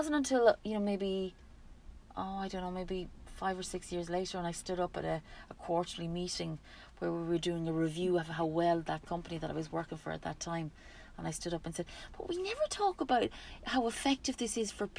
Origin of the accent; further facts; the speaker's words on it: the middle of Ireland, Midlands, Ireland; also born or lived in Galway, Ireland; now in Spain; I was born in the west of Ireland, in Galway, and raised in a beautiful part of the middle, right in the middle of Ireland, near the bogs